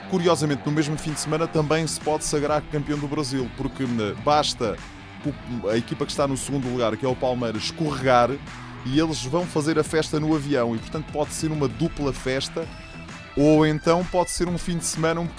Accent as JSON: {"language": "Portuguese", "region": "Setúbal", "country": "Portugal", "said": "E Setúbalense, é sabes é, que eu sou de Setúbal"}